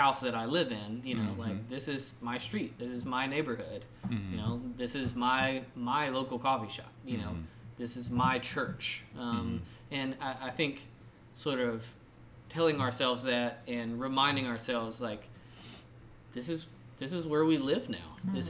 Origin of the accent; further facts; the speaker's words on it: Louisiana, United States; now in Jackson, United States; Instead of saying, well, we're from here, you know, we're from Louisiana or we're from Tennessee, but now we live here.